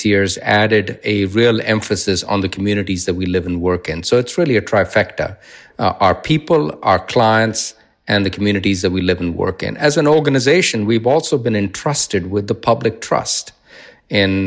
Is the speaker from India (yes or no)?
yes; India; moved away; When I was growing up in India